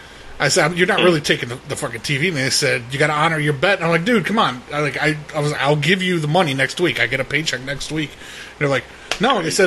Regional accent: Arkansas, United States; I'm from Arkansas.

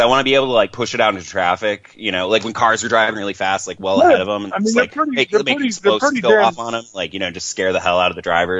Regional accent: California, United States; See, because I'm from California, like thus my number. And so like I'm always like, you know, I always think everything's a little bit farther away than it is out east here.

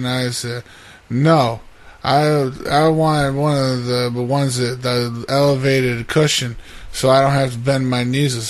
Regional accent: Orlando, Florida, United States; Where am I from? I am from Orlando, Florida. And I was once a homosexual, and the church prayed the gay away.

